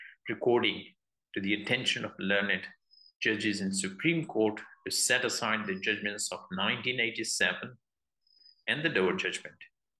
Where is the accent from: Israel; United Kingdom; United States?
United Kingdom; although I'm British